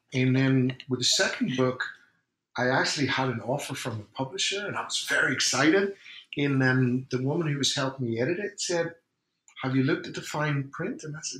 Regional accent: Ireland; I'm from Ireland

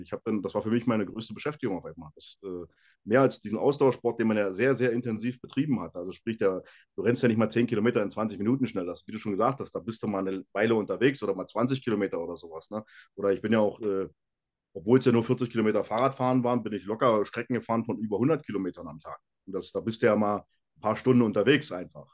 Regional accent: Brandenburg, Germany; moved away as an adult; now in Bavaria, Germany; ich komme ja aus Brandenburg, da gab es ähm, in meiner Nähe ähm, Lauchhammer als Kraftsportverein

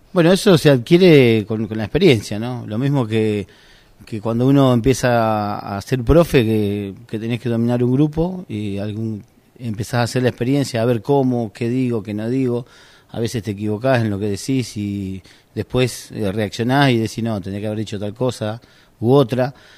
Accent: Argentina; yo soy guardavía de Argentina

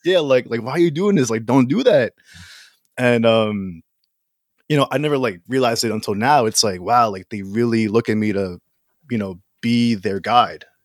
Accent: Philippines; I'm Filipino.

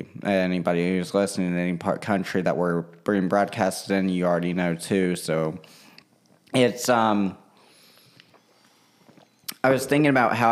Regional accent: Russia; born there; my heritage was important to me in that sense that I'm adopted from Russia, and I didn't want to lose that part of me.

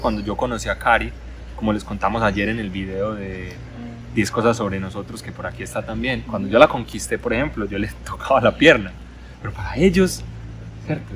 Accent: Medellín, Antioquia, Colombia; moved away as an adult; also born or lived in China; yo soy de Medellín

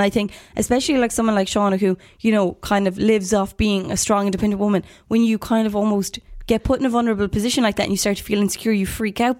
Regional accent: Manchester, North West England, United Kingdom; Callum was great at the beginning because we're both from Manchester and I was like, there's a connection

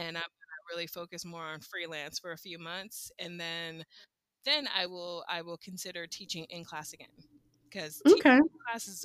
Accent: Southwest Florida, United States; moved away as an adult; now in South Korea; I'm from Southwest Florida

